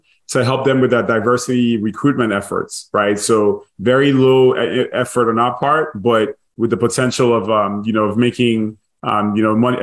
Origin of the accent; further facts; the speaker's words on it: Nigeria; also born or lived in Dallas / MIT; now in United States; I grew up in Nigeria, born and raised